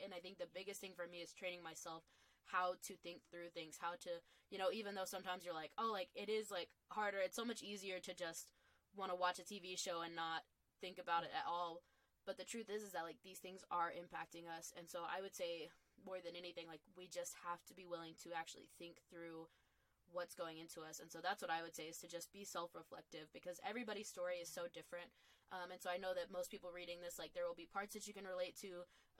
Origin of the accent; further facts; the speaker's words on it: the South, United States; and kind of growing up in the Bible Belt and everything like